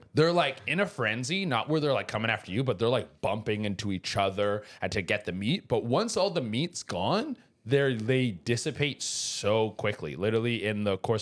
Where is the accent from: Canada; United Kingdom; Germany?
Canada; also born or lived in Mexico; I'm from Canada, but I did live in Mexico. I lived in Mexico for 3 years.